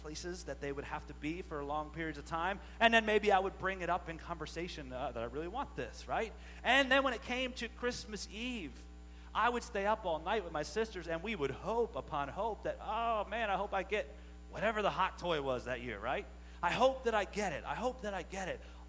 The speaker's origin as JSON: {"language": "English", "region": "Maryland", "country": "United States", "said": "we're from Maryland"}